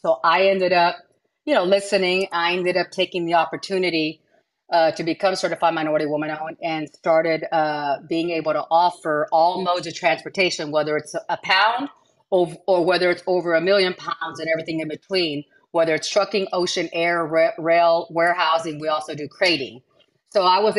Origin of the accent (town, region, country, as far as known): South Texas, United States; born or raised there; first language Spanish; English is a second language; also born or lived in Katy, Texas